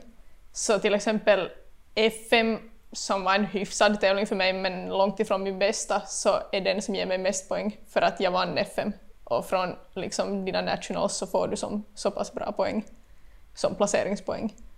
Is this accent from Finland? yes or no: yes; Vaasa, Ostrobothnia, Finland; moved away as an adult; now in Korsholm, Finland; bott i Vasa hela livet